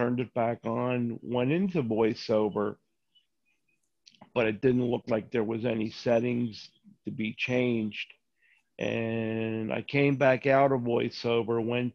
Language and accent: English; Philadelphia, Pennsylvania, United States; from the same place I've always been, Philly